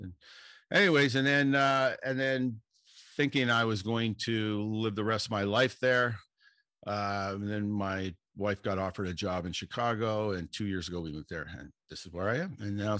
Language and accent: English; Ireland; being Irish